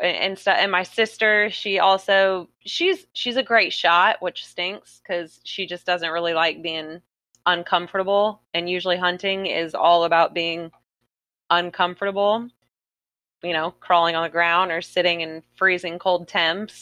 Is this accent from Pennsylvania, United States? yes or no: no; South Florida, United States; I'm born and raised in South Florida